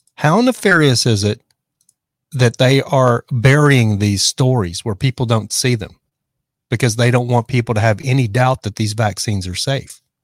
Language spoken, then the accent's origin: English; Texas, United States; now in Los Angeles, United States; I live in Los Angeles, but I grew up in Texas